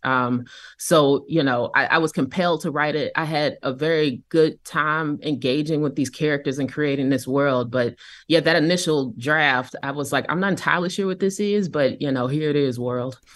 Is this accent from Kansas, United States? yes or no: yes; Kansas City, Kansas, United States; I grew up in Kansas City, Kansas